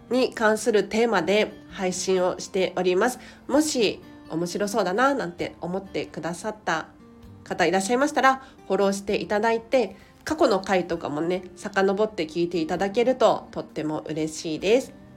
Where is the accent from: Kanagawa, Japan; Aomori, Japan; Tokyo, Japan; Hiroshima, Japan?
Tokyo, Japan; 東京生まれ東京育ちでディズニーシーに住みたいミニマリスト